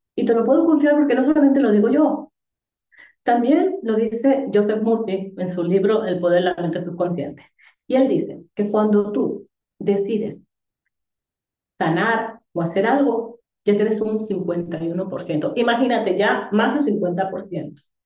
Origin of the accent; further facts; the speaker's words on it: Dominican Republic; moved away; also born or lived in Tenerife, Spain; yo soy dominicana